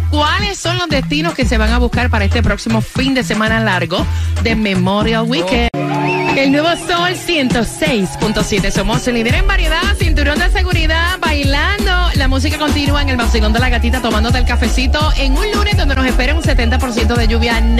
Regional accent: Managua, Nicaragua; De Managua.

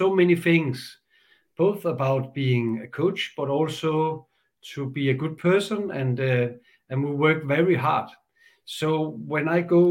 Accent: Denmark; I come here from Denmark. I live in Holbæk

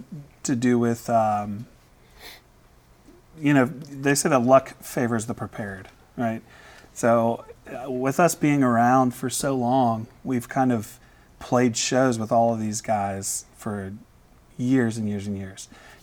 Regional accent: Georgia, United States; We sound country because we're from

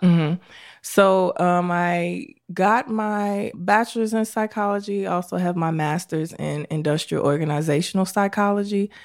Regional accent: Chicago, Illinois, United States; I was born and raised in Chicago on the south side of Chicago

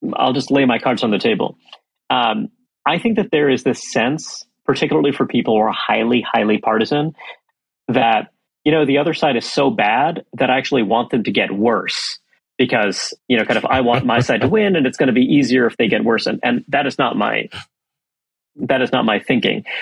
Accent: New York City, New York, United States; I come from New York City. Uh, I grew up in Brooklyn, New York

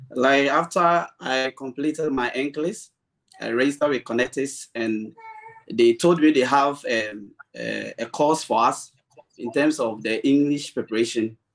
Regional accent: Ghana; I'm from Ghana.

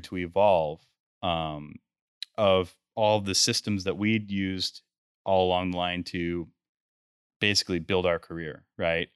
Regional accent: Grand Junction, Colorado, United States; I'm from Grand Junction, Colorado. That's where we're headquartered.

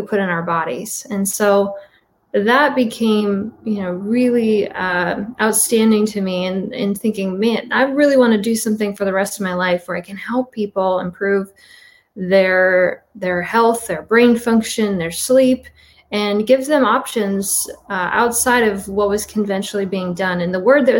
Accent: Midwest, United States; born or raised there

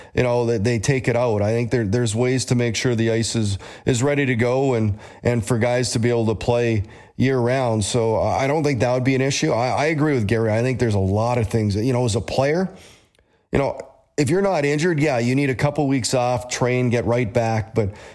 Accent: Canada; Growing up in Canada

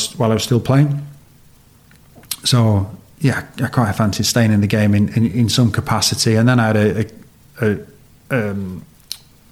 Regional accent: Yorkshire and the Humber, United Kingdom; as a Yorkshire lad to grow up in Yorkshire

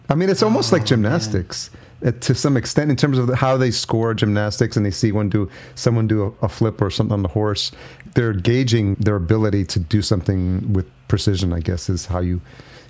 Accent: New York City, New York, United States; growing up in New York City and you get to see it in live on the street.

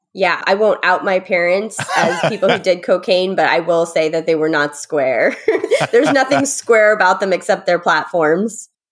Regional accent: Connecticut, United States; moved away as an adult; also born or lived in New York City; now in New York, United States; I'm from Connecticut

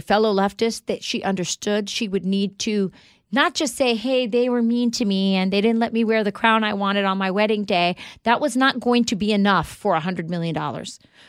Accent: United States; I'm an American.

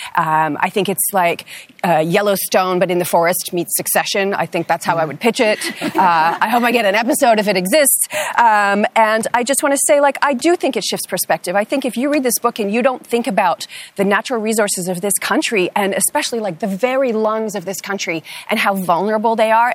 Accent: Canada; as a Canadian who was born here

